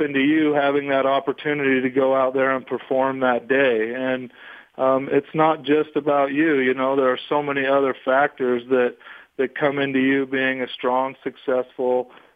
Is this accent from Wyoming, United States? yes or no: yes; Wyoming, United States; also born or lived in Utah; I grew up in a small town in Wyoming on a cattle ranch